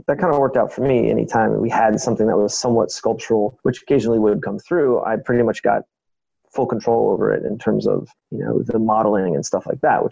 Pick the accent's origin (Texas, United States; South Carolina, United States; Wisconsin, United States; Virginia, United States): Virginia, United States; D.C.; moved away as an adult; also born or lived in Syracuse, New York / Florence, Italy; now in Baltimore, United States; in Virginia, where I grew up outside of Washington, D.C.